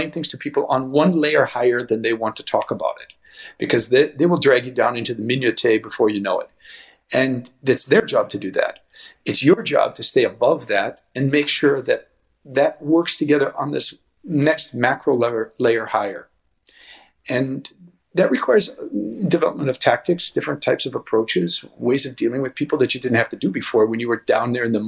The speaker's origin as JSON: {"language": "English", "country": "United States", "moved": "yes", "said": "as an American"}